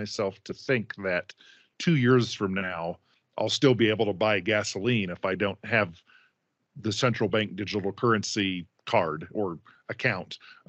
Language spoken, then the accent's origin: English; United States; I'm American.